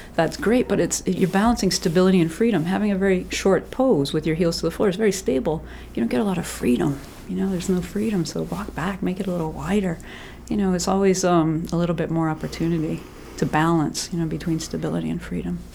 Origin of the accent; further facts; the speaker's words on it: Massachusetts, United States; moved away as an adult; also born or lived in Bermuda; now in Maine, United States; I'm originally from Massachusetts